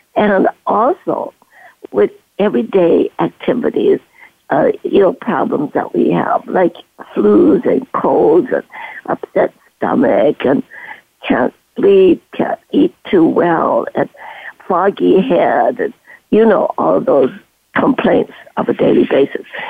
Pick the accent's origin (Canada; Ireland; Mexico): Canada; moved away as an adult; also born or lived in Guangzhou, China / Stanford, California, United States; I am Chinese and from Canton moving to Canada, brought up there